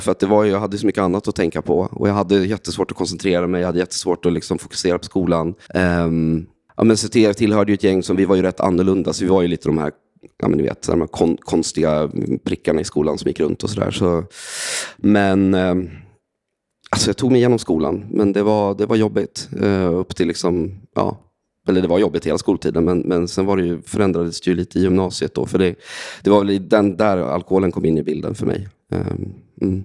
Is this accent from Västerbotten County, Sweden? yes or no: no; Västerås, Västmanland, Sweden; Jag är från Västerås eh, från början, så jag växte upp där